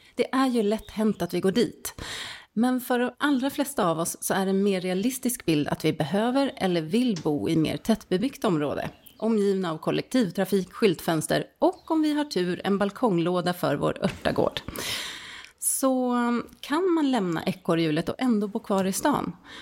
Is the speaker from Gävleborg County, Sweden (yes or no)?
no; Stockholm, Stockholm County, Sweden; moved away as an adult; now in Särna, Sweden; jag är född och uppvuxen i Stockholm